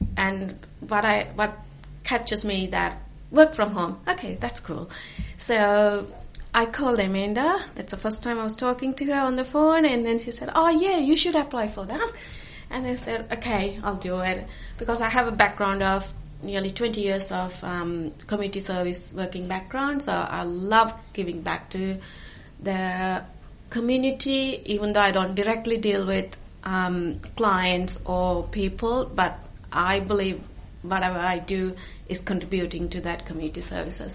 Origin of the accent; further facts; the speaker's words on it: Sri Lanka; also born or lived in New Zealand / Australia / Auckland, New Zealand / Tauranga, New Zealand; now in Hawke's Bay, New Zealand; I'm originally from Sri Lanka. We moved to New Zealand. That was in 1995